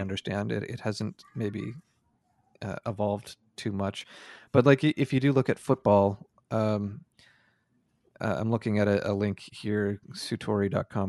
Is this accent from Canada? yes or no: yes; Canada; feels weird to me as a Canadian